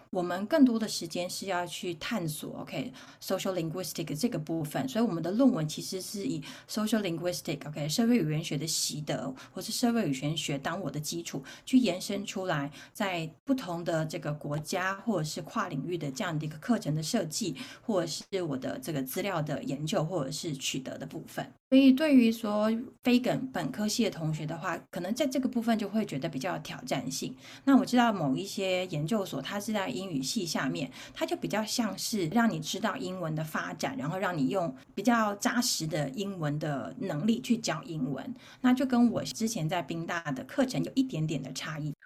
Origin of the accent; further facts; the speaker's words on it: Taichung, Taiwan; 我是东海宝宝，所以我一直都在东海长大